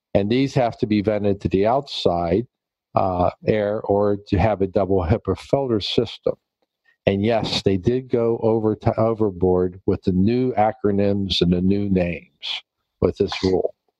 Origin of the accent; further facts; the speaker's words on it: Pennsylvania, United States; here in my home state in Pennsylvania